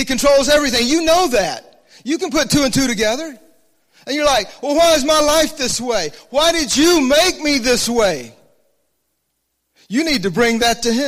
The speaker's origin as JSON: {"language": "English", "region": "Alabama", "country": "United States", "tie": "born or raised there", "said": "I grew up in the South, a little church down in Alabama"}